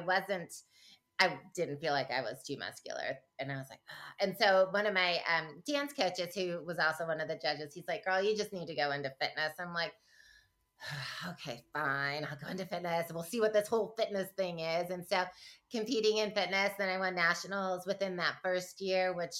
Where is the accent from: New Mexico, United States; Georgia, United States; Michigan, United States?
Michigan, United States; I grew up in Michigan